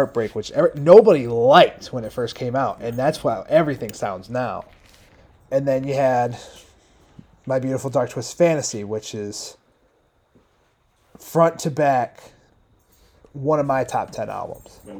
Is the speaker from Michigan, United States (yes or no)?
yes; Grand Rapids, Michigan, United States; I grew up in Grand Rapids